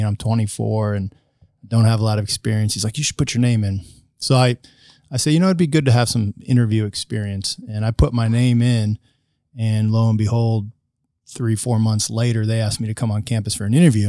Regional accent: La Porte, Indiana, United States; moved away as an adult; now in Marion, Indiana, United States; I grew up in Northwest Indiana, grew up on a dairy farm

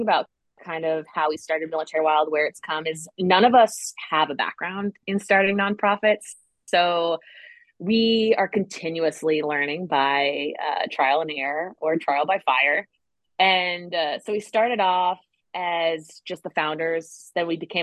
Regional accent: Connecticut, United States; also born or lived in Guam; now in Raleigh, United States; As someone that's from the East Coast, I'm from Connecticut.

